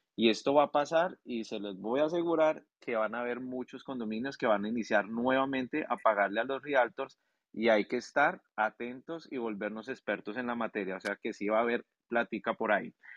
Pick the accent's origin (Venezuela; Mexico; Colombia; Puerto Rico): Colombia; now in Orlando, United States; Yo soy colombiano